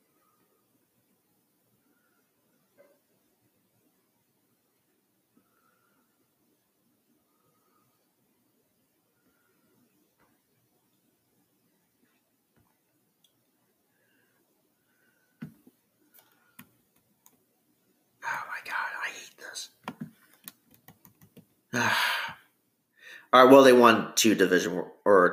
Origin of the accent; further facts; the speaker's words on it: Bloomington, Illinois, United States; It's my hometown, Bloomington Normal